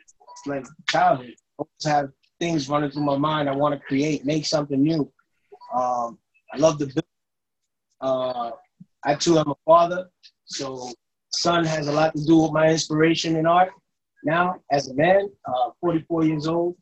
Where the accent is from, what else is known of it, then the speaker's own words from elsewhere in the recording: Brentwood, New York, United States; Born and raised in Brentwood, New York